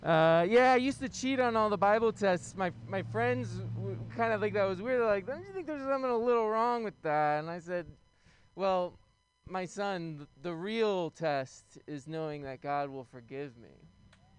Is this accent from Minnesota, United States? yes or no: no; New York City, New York, United States; moved away as an adult; now in San Francisco, United States; I'm from Brooklyn